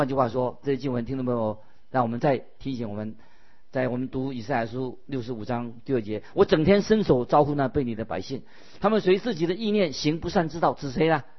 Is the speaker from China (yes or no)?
yes; China; 那么也以印度人就得到福音了，我们中国人也得到福音了。